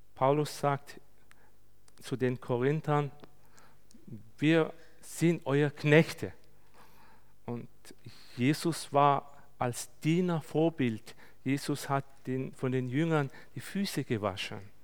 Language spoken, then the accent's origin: German; Turkey; bei uns in der Türkei